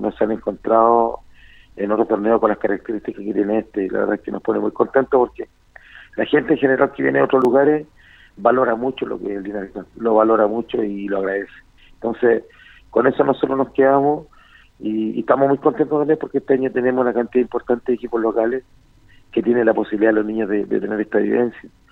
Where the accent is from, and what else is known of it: Chile